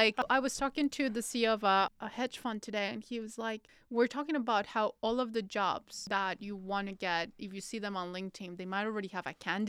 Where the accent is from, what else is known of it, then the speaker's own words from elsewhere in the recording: Colombia; Okay, so Levi's, I'm from Colombia when I was growing up. This was kind of the pricing of Levi's, it's quite pricing.